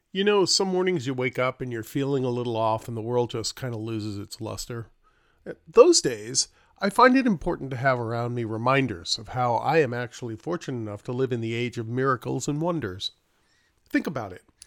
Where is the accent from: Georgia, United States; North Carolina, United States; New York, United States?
New York, United States; New York City; I grew up in New York City, so I lived in a, uh, an apartment building complex